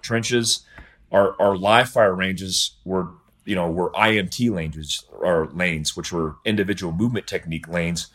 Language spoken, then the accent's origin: English; United States; I'm an American.